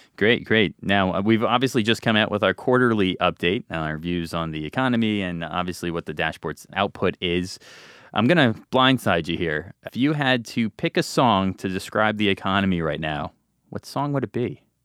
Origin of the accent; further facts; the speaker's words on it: New Jersey, United States; I'm from New Jersey.